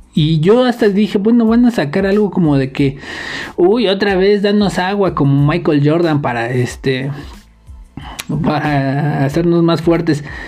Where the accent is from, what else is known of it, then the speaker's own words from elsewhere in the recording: Mexico; los mexicanos dejamos mensajes encriptados